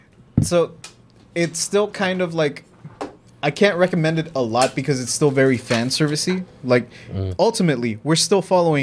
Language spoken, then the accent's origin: English; Mexico; Because growing up in Mexico, like, that's the way that the filmmakers back in her time would handle it